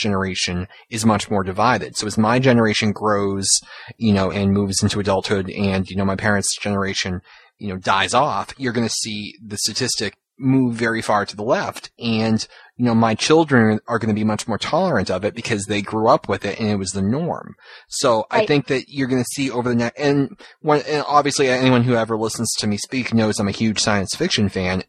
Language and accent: English; Massachusetts, United States; I'm from Massachusetts